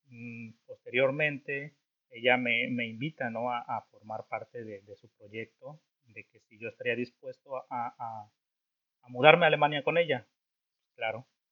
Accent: Orizaba, Veracruz, Mexico; moved away as an adult; now in Germany; yo soy mexicano, eh, más, ah, para ser más exacto, soy de un estado que se llama Veracruz, Veracruz, México, para ser más exacto, pues de una ciudad que se llama Orizaba, Orizaba, Veracruz

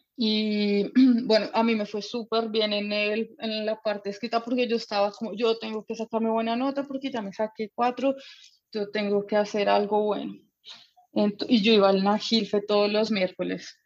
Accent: Bogotá, Colombia; moved away as an adult; now in Germany; Me preguntan qué de dónde soy por el acento y yo sí, sí, soy colombiana

